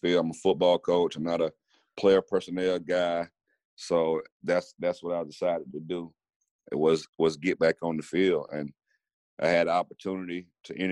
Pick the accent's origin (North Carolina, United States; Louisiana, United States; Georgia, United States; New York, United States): Georgia, United States; Americus; where I'm from, born and raised in Americus, Georgia